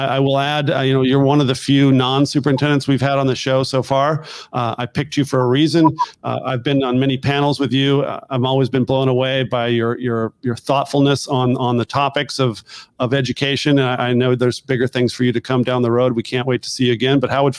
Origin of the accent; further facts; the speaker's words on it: California, United States; I have people that can't believe I'm from California because I've been in Washington DC area so long.